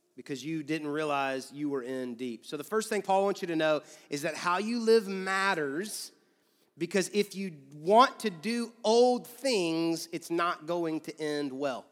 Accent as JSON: {"language": "English", "region": "Georgia", "country": "United States", "tie": "born or raised there", "moved": "yes", "lives_now": "Louisville, United States", "said": "I grew up in Georgia"}